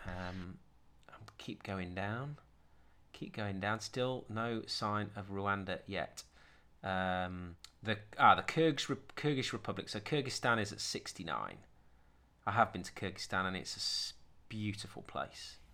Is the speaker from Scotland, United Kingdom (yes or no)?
no; Sheffield, Yorkshire and the Humber, United Kingdom; also born or lived in Doncaster; I grew up in Sheffield and Doncaster